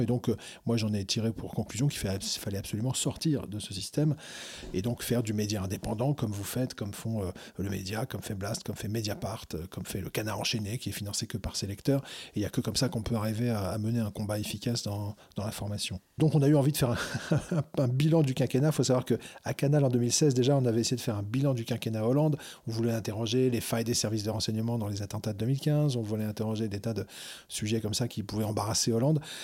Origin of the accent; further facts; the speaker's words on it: Algeria; moved away; j'ai grandi en Algérie quand j'étais gamin